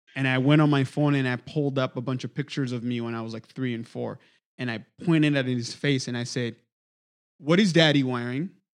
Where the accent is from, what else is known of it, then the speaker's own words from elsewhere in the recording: DR Congo; moved away as an adult; now in United States; my experience was growing up in the Congo